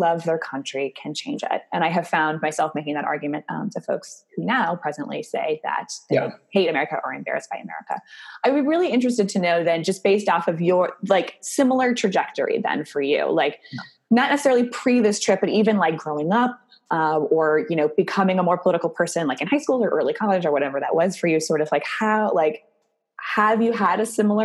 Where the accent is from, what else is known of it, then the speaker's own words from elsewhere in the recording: Oregon, United States; now in New York, United States; I'm from Oregon. I came from a really, really blue part of the country